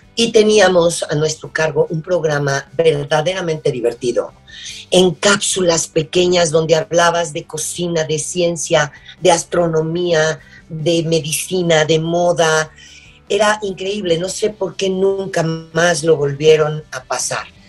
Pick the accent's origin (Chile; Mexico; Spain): Mexico; soy mexicana